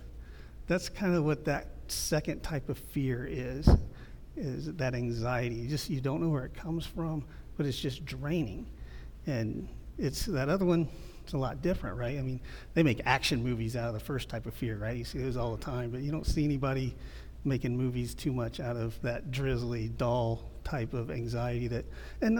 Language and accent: English; Midwest, United States; moved away; also born or lived in Ohio; I grew up in the Midwest